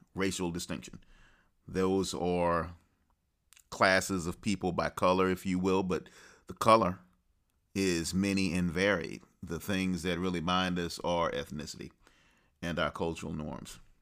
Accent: the South, United States; I'm a child of the South, a Southern gentleman to be sure

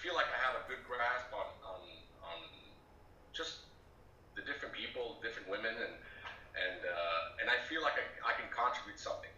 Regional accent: Italy; moved away as an adult; also born or lived in Europe / Mexico; now in United States; I was born in Italy, 1969. I'm 50 years old. I grew up the majority of my life in Europe, and then I came to the States for college

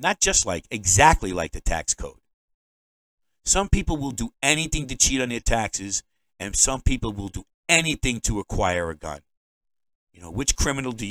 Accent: New York, United States; now in Maine, United States; I'm a New Yorker.

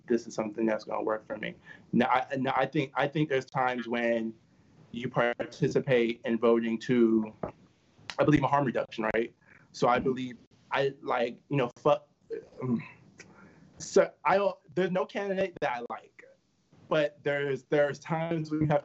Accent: New York City, New York, United States; moved away; also born or lived in Bryan City; growing up in Flatbush in Brooklyn and then living here in Bryan City

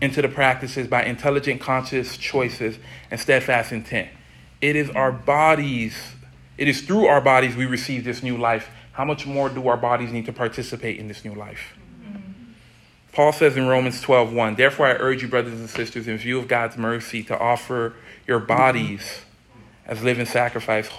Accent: Miami, Florida, United States; I'm from Miami

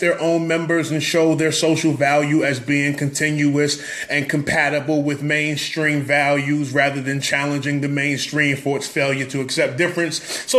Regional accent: New York, United States; I'm from New York.

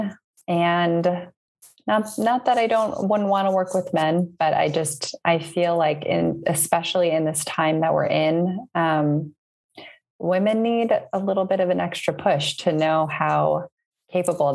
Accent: Northville, Michigan, United States; moved away as an adult; now in Berlin, Germany; I'm originally from, Northville, Michigan, just right outside of the Ann Arbor area.

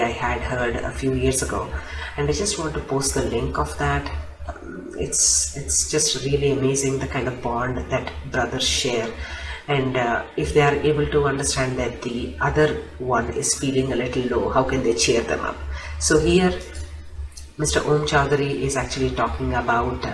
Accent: India; I am Indian

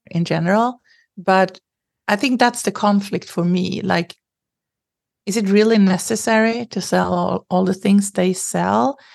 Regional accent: Sweden; I grew up in Sweden

